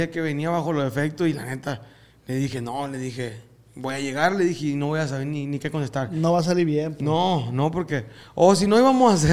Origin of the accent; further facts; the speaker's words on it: Hornos, Sonora, Mexico; del mismo pueblo de donde soy yo. ¿Cómo se llama el pueblo, Hornos, Hornos Sonora. De ahí.